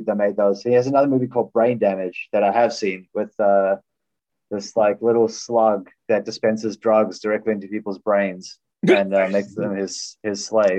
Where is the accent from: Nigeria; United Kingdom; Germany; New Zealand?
New Zealand; I'm from New Zealand